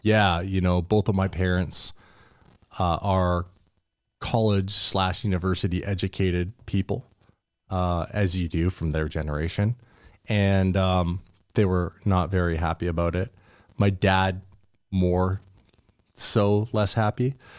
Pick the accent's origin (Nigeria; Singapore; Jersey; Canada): Canada; Port Alberni, British Columbia; moved away as an adult; where I grew up in Port Alberni